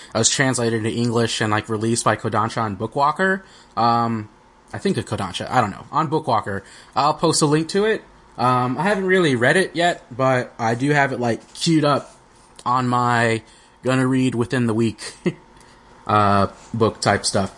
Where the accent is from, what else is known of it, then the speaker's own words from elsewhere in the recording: United States; we're American